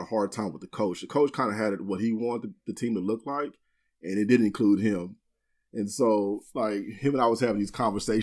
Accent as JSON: {"language": "English", "town": "Austin", "region": "Texas", "country": "United States", "tie": "born or raised there", "said": "I grew up in Austin, born and raised"}